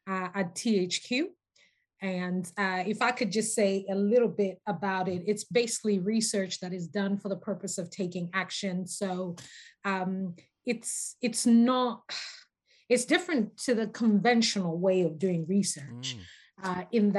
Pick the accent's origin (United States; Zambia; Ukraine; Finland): Zambia; moved away as an adult; also born or lived in North America; now in United Kingdom; I'm a native of Zambia. So I was born and raised in Zambia, that's Southern Africa.